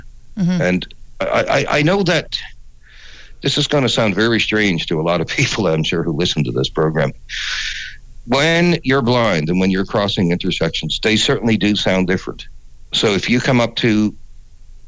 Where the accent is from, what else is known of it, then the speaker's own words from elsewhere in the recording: St. John's, Newfoundland and Labrador, Canada; also born or lived in Halifax, Nova Scotia; now in Kingston, Canada; I grew up in what people would today call the suburbs of St. John's